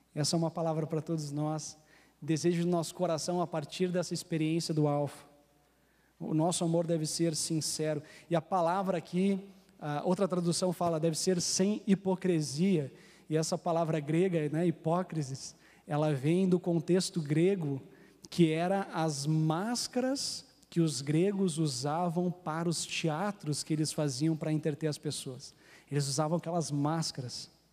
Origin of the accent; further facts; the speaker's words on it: Rio Grande do Sul, Brazil; eu sou gaúcho